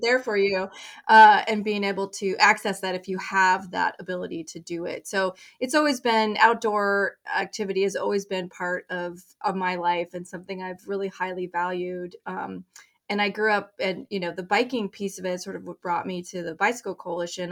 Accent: Colorado, United States; moved away as an adult; now in Maine, United States; I grew up in Colorado

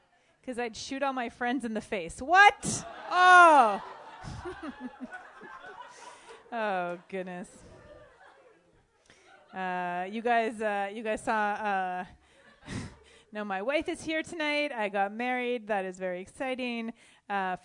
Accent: Canada; I'm white. I'm from Canada.

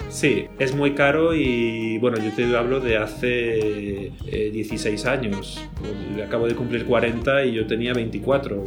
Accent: Peal de Becerro, Andalusia, Spain; moved away as an adult; also born or lived in Madrid / Greece / London / Paris; yo soy de un pueblo del sur de España, de Andalucía, concretamente de la provincia de Jaén. Y el pueblo donde nací y de donde estoy haciendo la grabación hoy contigo se llama Peal de Becerro.

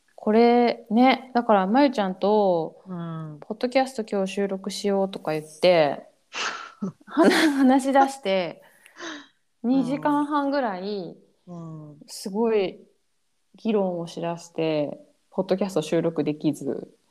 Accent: Japan; moved away; 自分が生まれ育った国

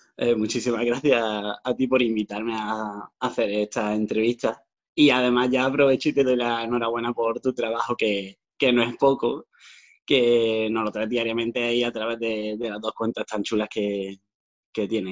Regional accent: Granada, Andalusia, Spain; also born or lived in Dos Hermanas, Seville; llevo viviendo prácticamente toda mi vida en Granada, porque nos vinimos con. Yo tenía dos años y medio

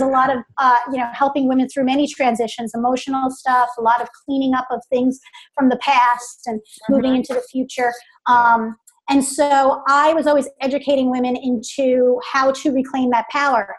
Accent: New York City, New York, United States; moved away as an adult; now in Charlotte, United States; born and raised in New York, New York okay. City, downstate area

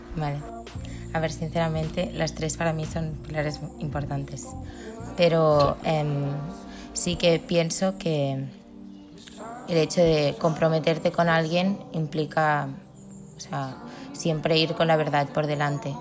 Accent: Barcelona, Catalonia, Spain; Soy de Barcelona

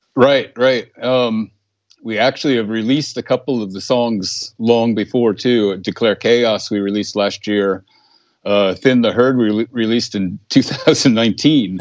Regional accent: Bergen County, New Jersey, United States; moved away as an adult; now in Sweden; I'm from Bergen County

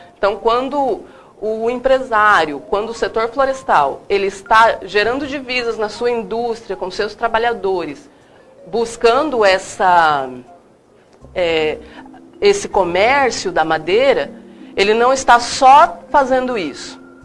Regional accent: Paraná, Brazil; now in Mato Grosso, Brazil; eu sou do Paraná

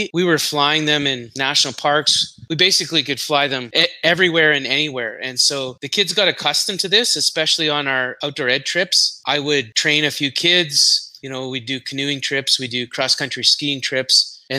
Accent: Canada; moved away as an adult; now in Singapore; I'm from Singapore, but originally from Canada

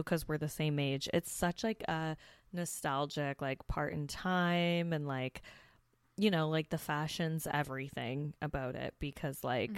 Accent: Hamilton, Ontario, Canada; the city I grew up in Hamilton

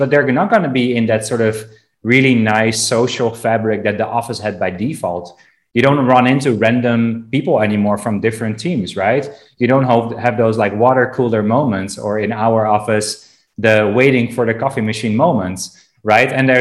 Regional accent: Amsterdam, North Holland, Netherlands; in Amsterdam, my hometown.

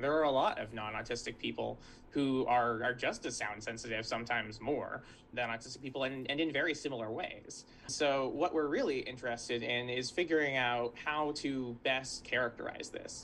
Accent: Santa Barbara, California, United States; I grew up in Santa Barbara, California

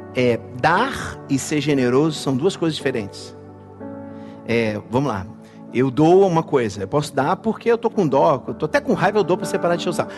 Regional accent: Brazil; como brasileiros

